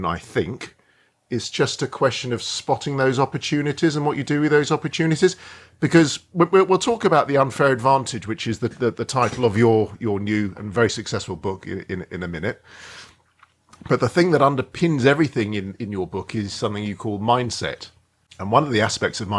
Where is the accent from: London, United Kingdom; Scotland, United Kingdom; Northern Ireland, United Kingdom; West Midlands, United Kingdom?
London, United Kingdom; Edgware; I grew up in Edgware